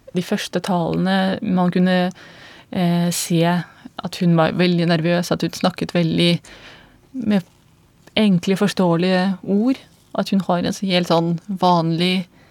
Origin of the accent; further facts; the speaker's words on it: Belarus; moved away as an adult; now in Norway; jeg kommer fra Hviterussland. Jeg kom til Norge i 2005